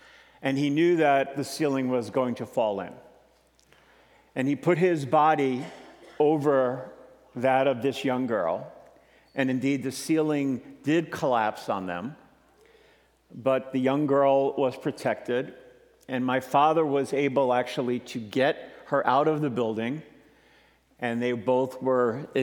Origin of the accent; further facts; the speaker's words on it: New York City, New York, United States; I'm originally from Brooklyn, New York